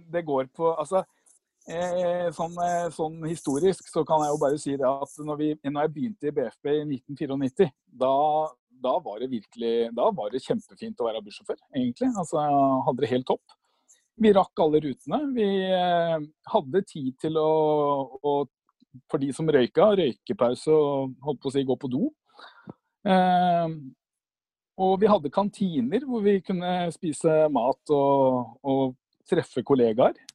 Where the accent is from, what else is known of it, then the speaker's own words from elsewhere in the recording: Bærum, Akershus, Norway; jeg er fra Bærum.